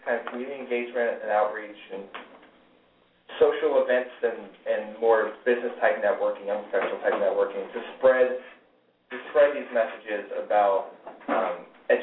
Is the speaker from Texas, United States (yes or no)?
yes; Houston, Texas, United States; moved away as an adult; also born or lived in Kentucky; I was born in Texas and went to school there. In Houston for 18 years.